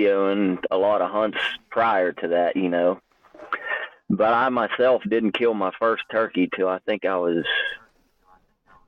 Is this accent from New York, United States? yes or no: no; Pennsylvania, United States